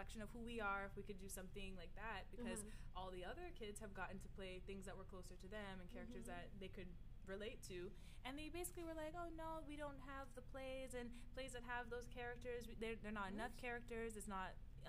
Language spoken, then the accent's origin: English; Cayman Islands; also born or lived in Miami, United States; I was from the Caribbean